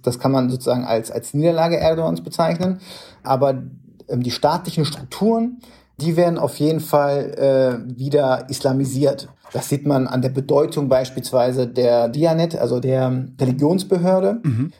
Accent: Bremen, Germany; moved away; in meiner Heimatstadt in Bremen

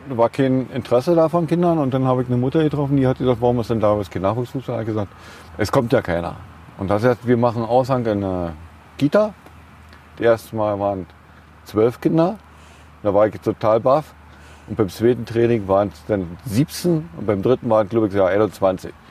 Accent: Krenzlin, Brandenburg, Germany; Ja, ich spiele Fußball seit 1974. Ich bin gebürtiger Krenzliner. Da sind wir immer noch von Krenzlin mit Fahrrad hinten durch die Wiesen durch, hier rübergefahren, haben hier trainiert und wieder zurück.

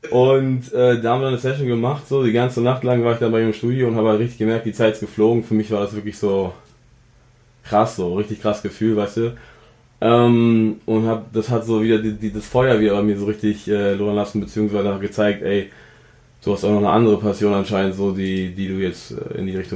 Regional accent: Offenbach, Hesse, Germany; also born or lived in Frankfurt; also ich bin geboren in Frankfurt, aufgewachsen wo ganz anders und dann in Offenbach äh, wirklich meine ersten Jahre der Kindheit in Deutschland verbracht so

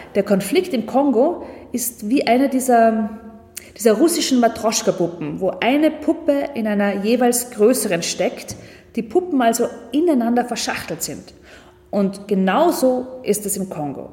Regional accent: Austria; wir als Österreicher

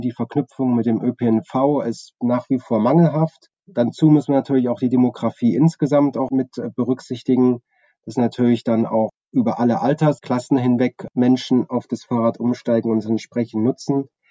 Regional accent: Chemnitz, Saxony, Germany; Ich bin 1982 in Chemnitz geboren

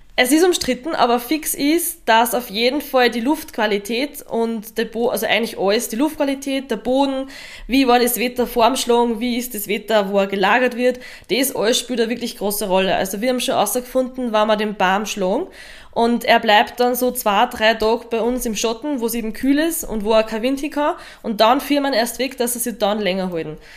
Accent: Lower Austria, Austria; bei uns in Niederösterreich

